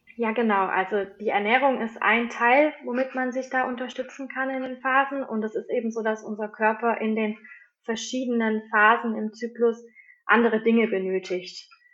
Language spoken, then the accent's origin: German; Swabia, Germany; bei uns im Schwabenland